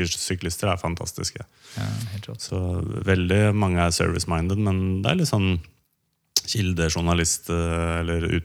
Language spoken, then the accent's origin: Norwegian; Romerike, Akershus, Norway; vi er fra Romerike.